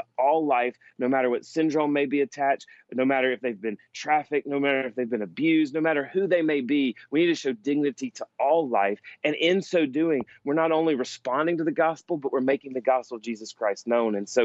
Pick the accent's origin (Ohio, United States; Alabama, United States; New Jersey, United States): Alabama, United States; my home state of Alabama